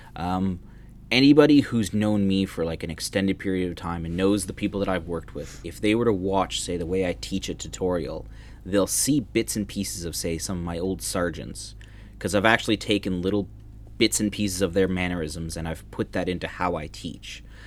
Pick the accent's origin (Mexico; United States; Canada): Canada; moved away as an adult; now in Netherlands; growing up in Canada, you knew Toronto was a five-hour drive